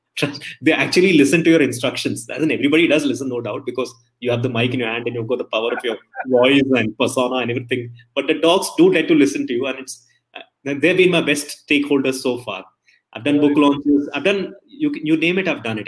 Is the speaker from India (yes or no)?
yes; Delhi, India; moved away as an adult; also born or lived in Palakkad; now in Bangalore, India; I was born and brought up in Delhi